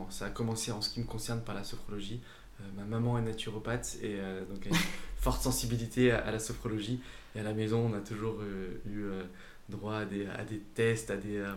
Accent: Saint-Étienne, Auvergne-Rhône-Alpes, France; now in Aix-en-Provence, France; moi, je venais euh, de Saint-Étienne. Je suis arrivé à Aix-en-Provence pour terminer mes études

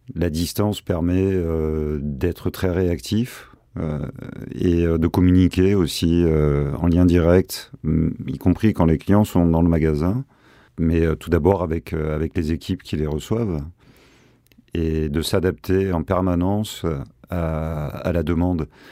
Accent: Marseille, Provence-Alpes-Côte d'Azur, France; nous sommes Marseillais avant tout, mais amoureux de la Provence

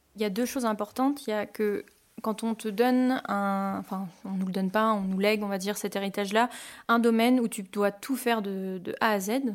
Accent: Poligny, Bourgogne-Franche-Comté, France; moved away as an adult; also born or lived in Canada; now in Emeringes, France; j'étais jurassienne, j'étais de Poligny, donc c'est la capitale euh, du comté

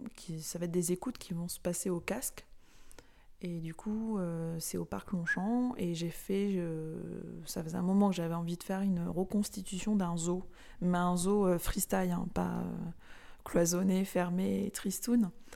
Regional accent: Nice, Provence-Alpes-Côte d'Azur, France; now in Marseille, France; moi je suis originaire de la Méditerranée. Bon, Marseille ça en fait partie, mais de Nice

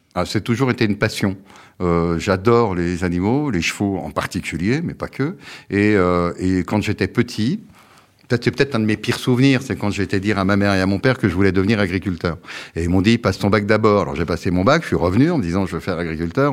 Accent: Brittany, France; also born or lived in Quebec; je suis breton, français et européen

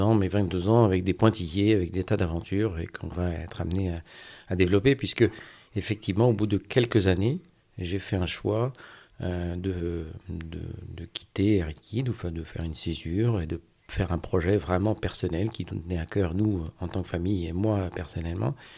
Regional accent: Brest, Brittany, France; also born or lived in Côtes-d'Armor; now in Gulf of Morbihan, France; Alors je suis breton, je suis euh, breton de plein d'endroits, de, Brest où j'ai passé mon enfance

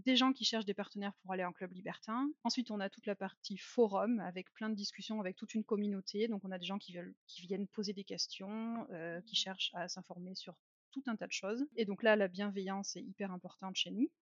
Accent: France; now in Germany; je suis française, mais j'habite en Allemagne depuis déjà longtemps

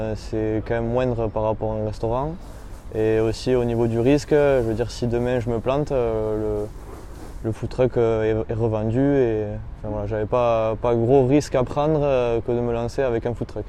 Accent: Bagnères-de-Bigorre, Occitania, France; moved away as an adult; now in Bayonne, France; je suis originaire de, Bagnères de Bigorre.

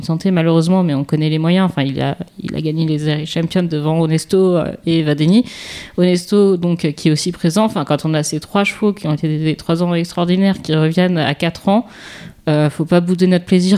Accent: Paris, Île-de-France, France; en tant que parisienne, ce que je suis plutôt

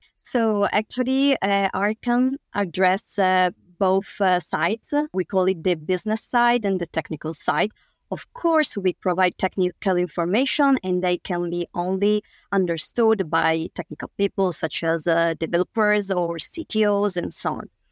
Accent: Italy; we, we come from Italy

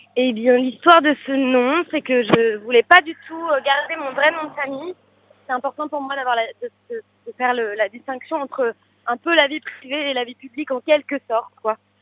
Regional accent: Paris, Île-de-France, France; je suis née à Paris

